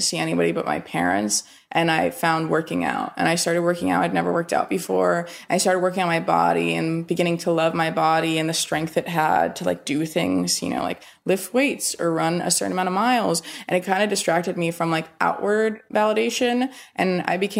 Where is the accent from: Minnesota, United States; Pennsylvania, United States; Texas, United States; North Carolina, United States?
North Carolina, United States; not a ton of my friends growing up in North Carolina in high school were in therapy